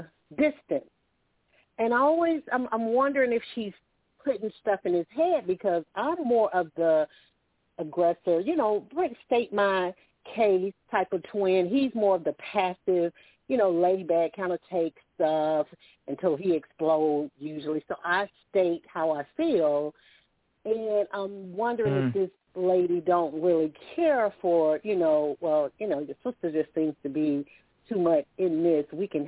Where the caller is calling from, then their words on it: Alabama, United States; I'm calling from Alabama.